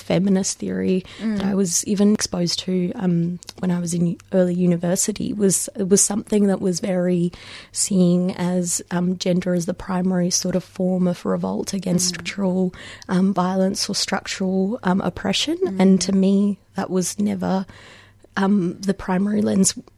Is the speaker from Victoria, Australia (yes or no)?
yes; Melbourne, Victoria, Australia; also born or lived in Mumbai, India; moving over here when I was six, and having spent all of my life, the majority of my life since in Melbourne or Australia